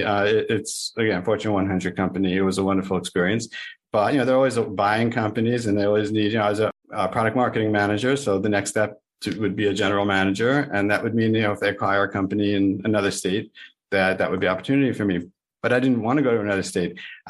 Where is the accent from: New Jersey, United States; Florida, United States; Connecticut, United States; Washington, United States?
Florida, United States; Boca Raton; I am a broker from Boca Raton, Florida.